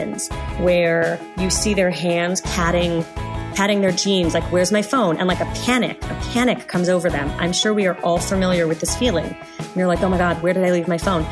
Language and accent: English; Los Angeles, California, United States; also born or lived in Canada; I am an Angeleno. I grew up in Los Angeles. I am also a Canadian. I lived there for about 15 years